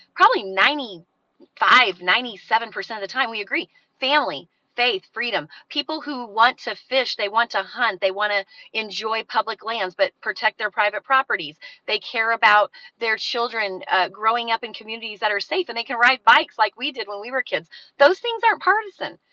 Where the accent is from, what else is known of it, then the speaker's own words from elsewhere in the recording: Truth or Consequences, New Mexico, United States; I grew up in Truth or Consequences